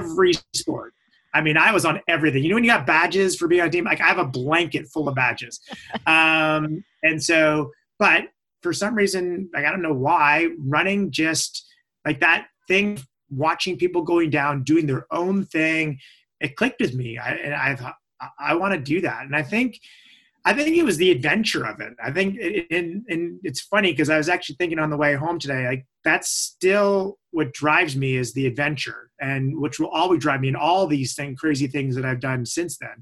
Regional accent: Midland, Ontario, Canada; moved away as an adult; now in Orangeville, Canada; my hometown is Midland

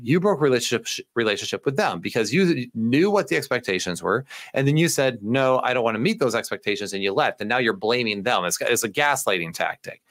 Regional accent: United States; I'm such an American in this area

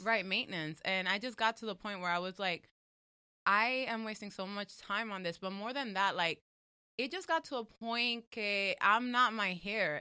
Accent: New York, United States; I'm from New York

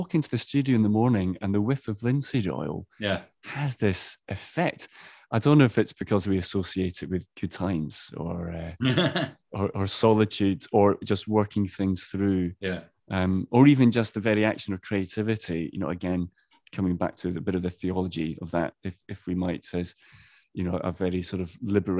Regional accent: Edinburgh, Scotland, United Kingdom; It's in the Docklands of Edinburgh, my hometown.

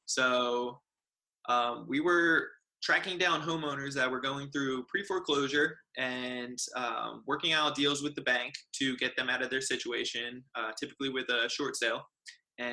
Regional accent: New Jersey, United States; moved away as an adult; now in San Diego, United States; I am originally from New Jersey, and I moved out to the amazing sunny San Diego, California about 7 years ago

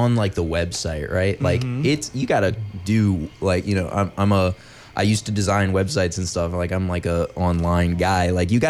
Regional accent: Baton Rouge, Louisiana, United States; growing up in Baton Rouge, it was omnipresent my whole life.

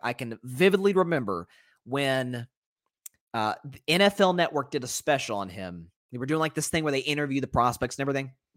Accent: Tennessee, United States; I'm from Tennessee

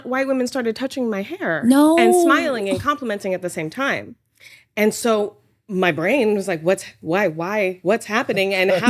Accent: Teaneck, New Jersey, United States; moved away; also born or lived in Midwest; I'm from a really diverse place in New Jersey, right? And I grew up

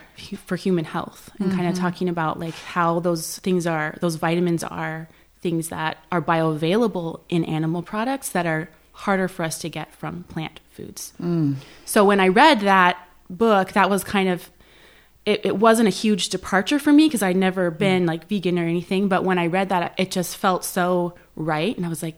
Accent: San Jose, California, United States; San Jose.

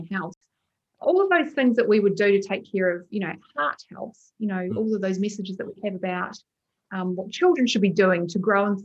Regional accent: Christchurch, Canterbury, New Zealand; moved away; I grew up in Christchurch

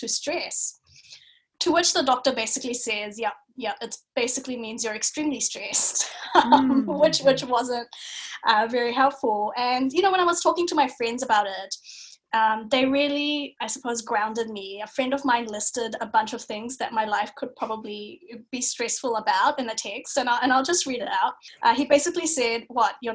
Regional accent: New Zealand; moved away as an adult; also born or lived in Bangladesh / Singapore; now in Melbourne, Australia; I'm a Kiwi

